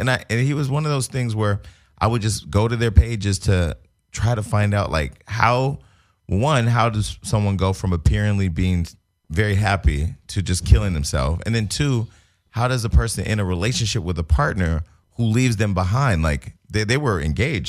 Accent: Bay Area, Northern California, United States; now in Los Angeles, United States; I'm from Northern California, the Bay Area, that's, we the home of the scam.

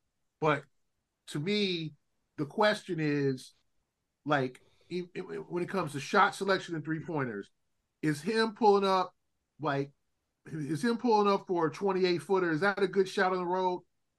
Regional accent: Los Angeles, California, United States; I grew up in South Central LA.

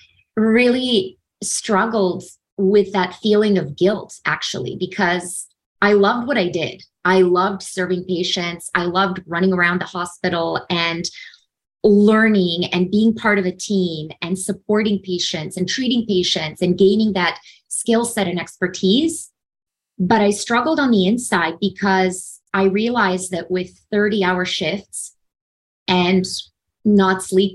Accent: Serbia; moved away; also born or lived in Canada / Los Angeles; Originally, I'm from Serbia. I was born and raised in Serbia. And in the early 90s, my family and I moved to Canada during the war in former Yugoslavia

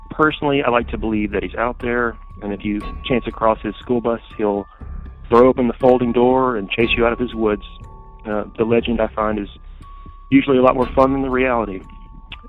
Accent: west of Atlanta, small town in Georgia, United States; I grew up in a small town in Georgia, just west of Atlanta

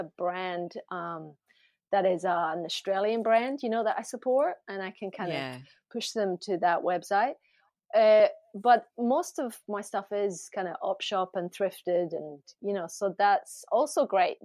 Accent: Glasgow, Scotland, United Kingdom; moved away; I grew up in Glasgow

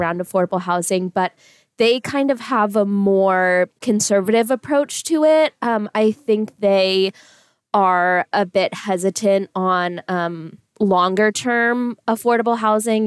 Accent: California, United States; now in Boise, United States; I'm from California originally

